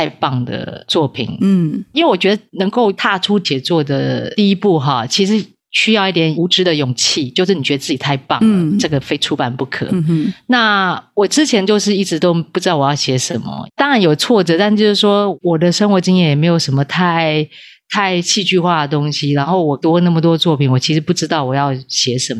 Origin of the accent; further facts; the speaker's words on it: Taipei, Taiwan; 没有，对对，对，对，对，我是台北人。